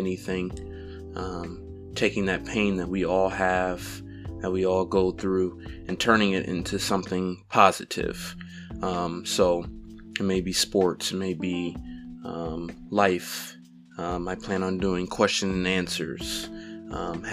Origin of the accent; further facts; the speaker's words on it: Toledo, Ohio, United States; I was born and raised in Toledo, Ohio